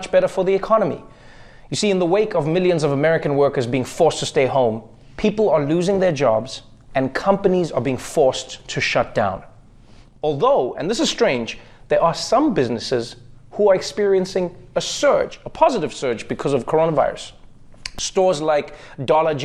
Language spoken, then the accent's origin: English; South Africa; moved away as an adult; now in United States; my home country of South Africa